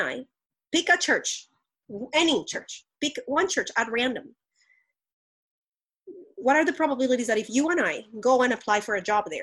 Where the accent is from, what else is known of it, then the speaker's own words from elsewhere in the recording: Colombia; moved away; I grew up very privileged in Colombia